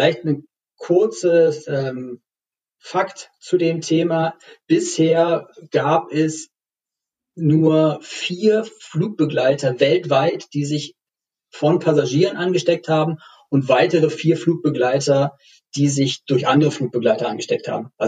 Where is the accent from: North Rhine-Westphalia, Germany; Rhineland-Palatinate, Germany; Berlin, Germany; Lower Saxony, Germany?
Berlin, Germany; Als Berliner muss man sich ja auch beeilen, wenn man nochmal aus Tegel rausfliegen möchte.